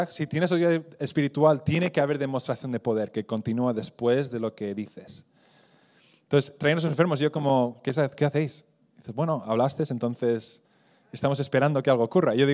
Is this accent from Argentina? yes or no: no; Spain; Y para mí, digo, creciendo en España, digo, eso es una oración muy católica, ¿no?